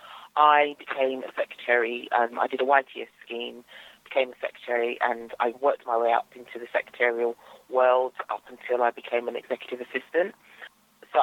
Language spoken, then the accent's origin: English; London, United Kingdom; So I grew up in East London, not far from Stratford, and I'm still in East London, actually